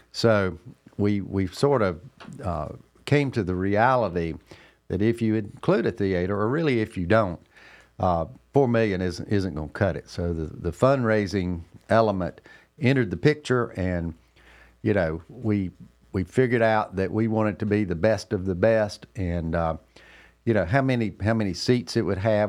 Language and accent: English; Cornelius, North Carolina, United States; here in my hometown, Cornelius, North Carolina